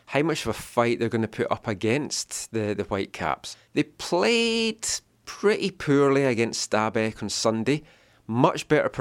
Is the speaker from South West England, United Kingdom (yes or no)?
no; Scotland, United Kingdom; moved away; Growing up in Scotland